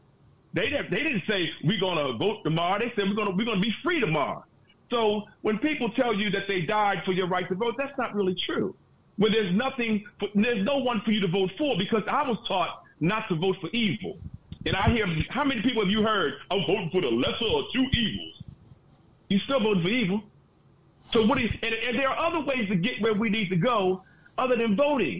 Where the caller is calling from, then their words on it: Baltimore, Maryland, United States; I'm calling from Baltimore